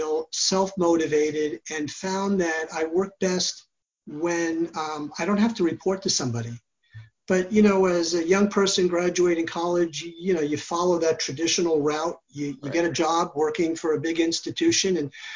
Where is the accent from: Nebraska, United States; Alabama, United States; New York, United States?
New York, United States; I grew up in New York